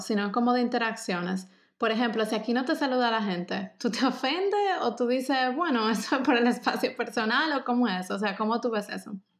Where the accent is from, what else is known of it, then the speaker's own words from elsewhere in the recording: Dominican Republic; moved away as an adult; now in Germany; nosotras como dominicanas